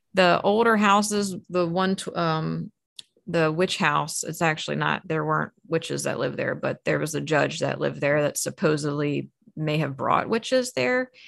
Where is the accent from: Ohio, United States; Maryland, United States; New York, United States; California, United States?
Maryland, United States; I grew up in Maryland